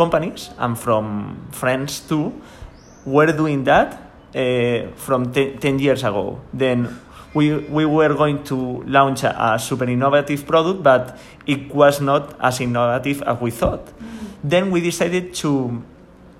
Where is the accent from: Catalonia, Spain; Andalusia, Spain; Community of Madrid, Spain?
Catalonia, Spain; Sant Sadurní d'Anoia; English is a second language; I am from San Sadurní. This is because I said I am from San Sadurní.